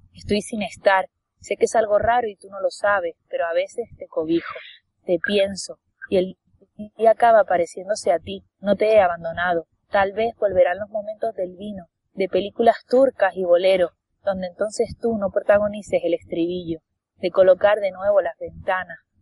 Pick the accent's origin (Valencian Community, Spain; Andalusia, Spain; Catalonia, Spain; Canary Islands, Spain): Canary Islands, Spain; soy muy canaria